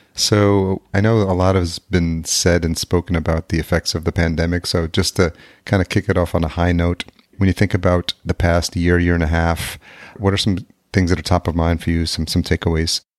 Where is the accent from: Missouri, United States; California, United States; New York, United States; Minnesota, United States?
New York, United States; outside New York City, United States; also born or lived in El Salvador; I grew up just outside New York City